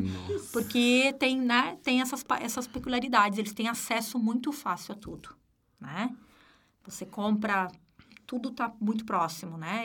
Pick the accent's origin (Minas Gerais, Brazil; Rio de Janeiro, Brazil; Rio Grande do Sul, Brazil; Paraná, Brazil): Rio Grande do Sul, Brazil; moved away as an adult; now in Florianópolis, Brazil; Eu sou gaúcha